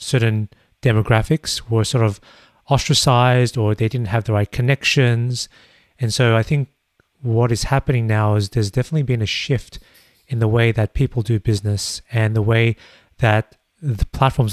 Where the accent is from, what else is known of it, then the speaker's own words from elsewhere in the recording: Australia; as an Australian myself